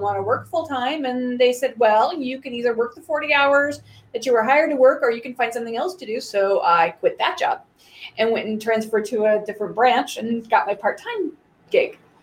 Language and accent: English; Wenatchee, Washington, United States; I grew up in Wenatchee